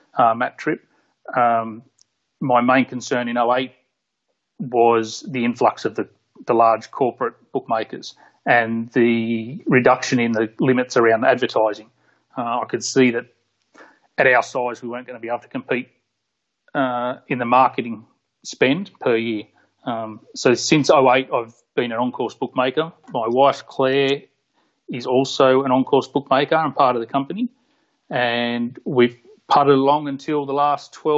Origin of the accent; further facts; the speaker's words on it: Port Macquarie, New South Wales, Australia; now in Sydney, Australia; I grew up in Port Macquarie. Moved to Sydney when I was 19 or 20